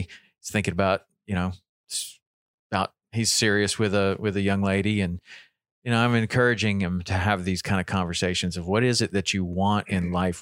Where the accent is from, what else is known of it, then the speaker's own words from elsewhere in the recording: Tennessee, United States; I grew up in Tennessee